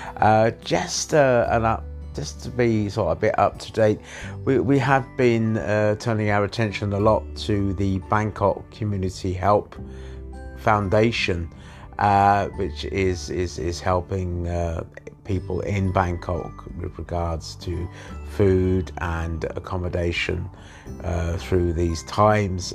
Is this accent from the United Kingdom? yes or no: yes; England, United Kingdom; moved away; I was born in England